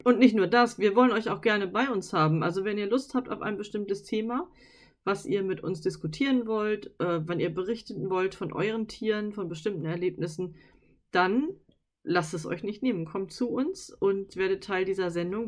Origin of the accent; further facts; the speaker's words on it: Northern Germany, Germany; wir kommen aus Norddeutschland